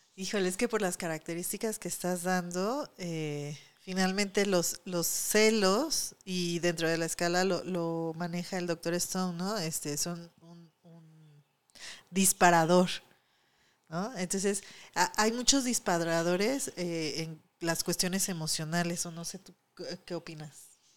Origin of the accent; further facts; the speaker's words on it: Mexico; aquí en México